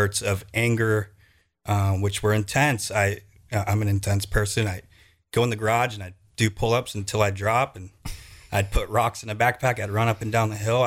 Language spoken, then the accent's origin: English; Pilot Hill, California, United States; now in Sacramento area, United States; I grew up in Pilot Hill.